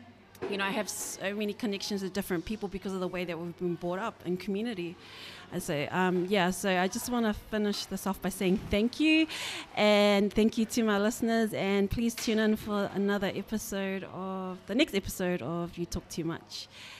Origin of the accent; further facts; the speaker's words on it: New Zealand; islanders growing up in New Zealand